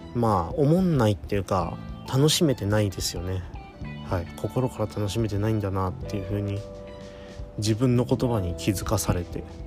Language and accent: Japanese; Toyama, Japan; 地元富山